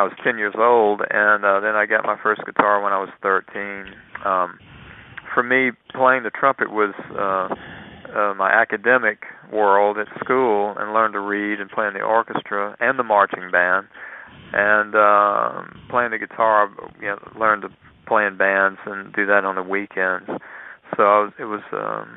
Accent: Lafayette, Louisiana, United States; also born or lived in Mississippi; we moved to from Mississippi to Lafayette, Louisiana, when I was 7 years old

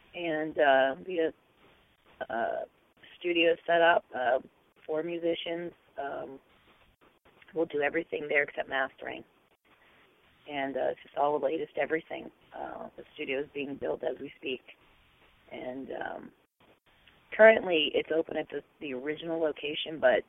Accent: Pittsburgh, Pennsylvania, United States; I grew up in Pittsburgh, but I've worked her whole life in L.A. and New York

